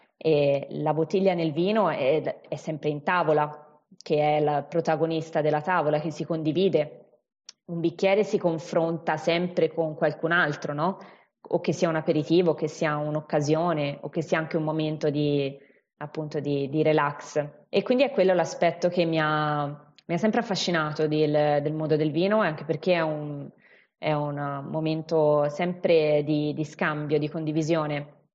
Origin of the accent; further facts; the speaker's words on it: Siena, Tuscany, Italy; accent: Tuscan; also born or lived in Chianti Classico; si sentirà poi magari più avanti dal, dall'accento, io sono toscana, in particolare sono di Siena